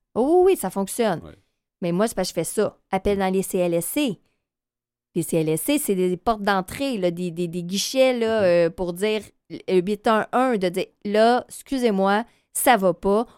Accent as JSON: {"language": "French", "area": "North Shore, near Montreal", "region": "Quebec", "country": "Canada", "moved": "yes", "lives_now": "Montreal, Canada", "said": "je viens de la Rive-Nord"}